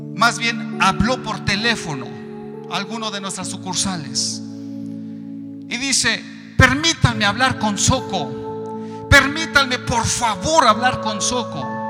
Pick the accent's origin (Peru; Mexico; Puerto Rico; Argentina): Mexico; yo soy de México.